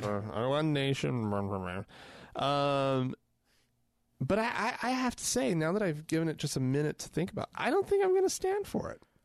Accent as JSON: {"language": "English", "country": "United States", "said": "I am an American"}